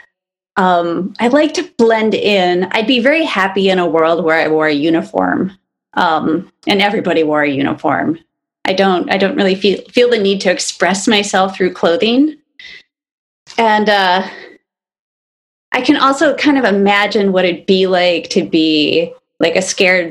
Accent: Kalamazoo, Michigan, United States; also born or lived in Detroit, Michigan / Monroe, Michigan; when I was like maybe 4 or 5, we moved to Kalamazoo

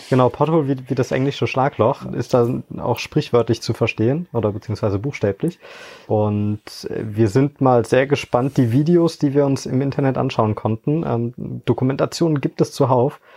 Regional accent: Hoffeld, Rhineland-Palatinate, Germany; now in Frankfurt, Germany; komme gebürtiger aus der Eifel, bin in Hoffeld äh, aufgewachsen, wohne aber mittlerweile in Frankfurt

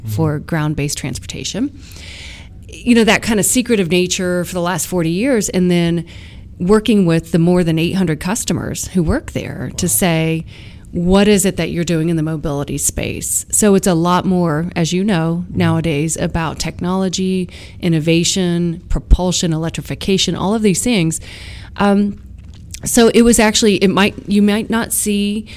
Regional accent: Ohio, United States; my home state, Ohio

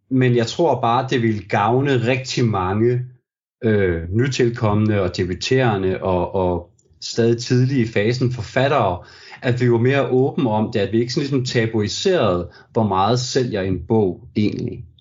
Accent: Brande, Central Denmark Region, Denmark; jeg jo ligesom er, er født og opvokset

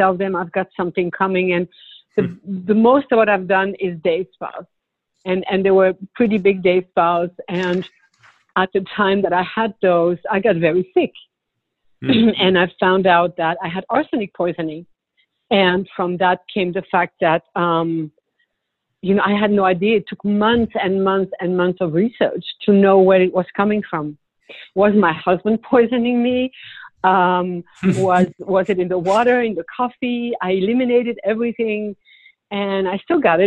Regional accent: Belgium; also born or lived in Switzerland / Punta Gorda, Florida; now in Naples, United States; I'm originally from Belgium, but I lived in Switzerland a lot of years as well.

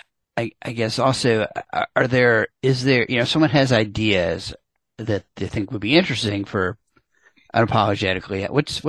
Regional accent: New York, United States; I grew up in New York and I grew up a Mets fan.

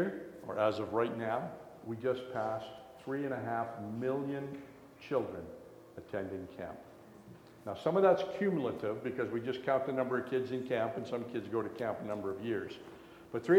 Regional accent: Canada; also born or lived in Morden, Manitoba; I was born in Canada and my parents were Christian

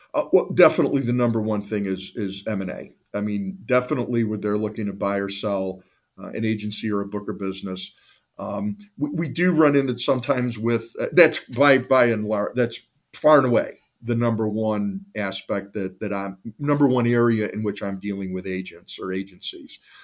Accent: Cleveland, Ohio, United States; I'm a lifelong Clevelander, born and raised in the Northeastern Ohio area

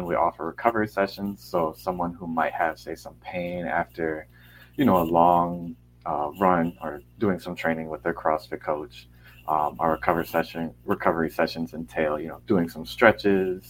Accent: Naples, Florida, United States; also born or lived in Vermont; I grew up in the Southwest Florida area, Naples specifically.

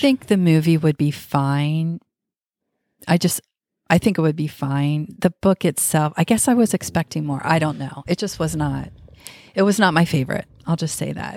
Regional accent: United States; we're American

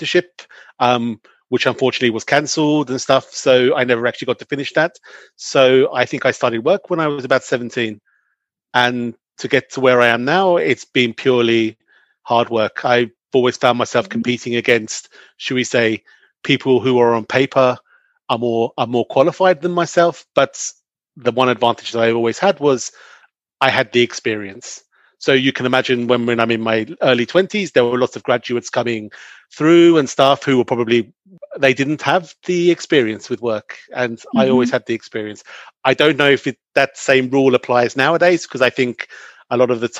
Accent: London, United Kingdom; moved away as an adult; also born or lived in Belgium / Australia; now in Switzerland; I grew up in and around London

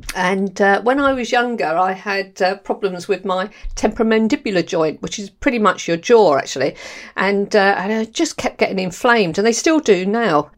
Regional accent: London, United Kingdom; accent: London; moved away; also born or lived in Borehamwood, Hertfordshire; I was born, um, in Camberwell, actually, in London, and then we moved to the Edinburgh and Castle. So, I've got a real London accent

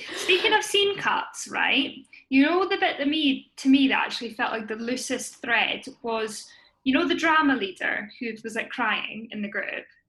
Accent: Scotland, United Kingdom; I am a Scottish actor, writer, and producer

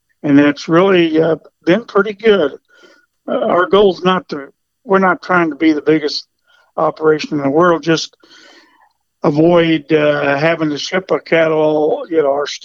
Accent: Kansas City, United States; I'm actually from Kansas City. I grew up born and raised in Kansas City

